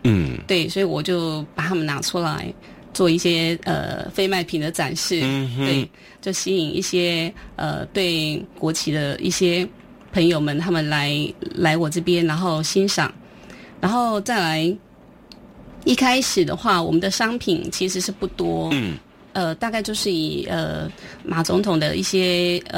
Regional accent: Taiwan; 因为其实因为我们都是呃外省第二代的孩子哦，那从小就是呃住在眷村里面嘛，那父亲是军人。

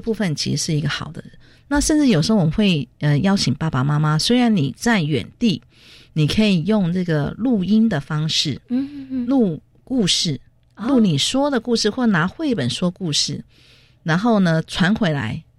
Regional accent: Taitung, Taitung County, Taiwan; 因为我来自台东嘛

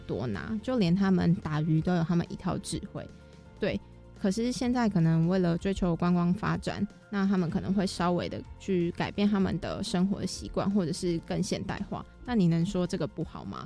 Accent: Taipei, Taiwan; 像我是台北人

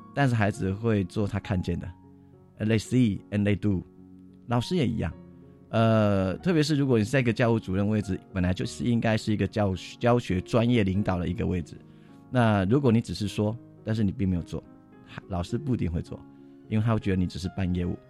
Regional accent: Tainan, Taiwan; moved away as an adult; now in Nantou County, Taiwan; 我不是南投人，我是台南人

